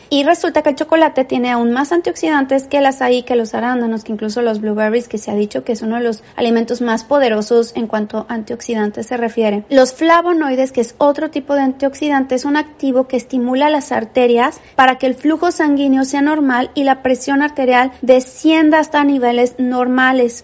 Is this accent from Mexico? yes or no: yes; Mexico; los que somos mexicanos